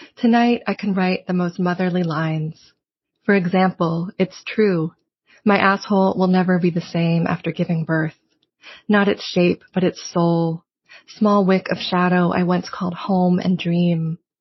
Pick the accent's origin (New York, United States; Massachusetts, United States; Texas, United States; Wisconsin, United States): Massachusetts, United States; Provincetown; I grew up also in Provincetown, like spending kind of like half my year there as a kid.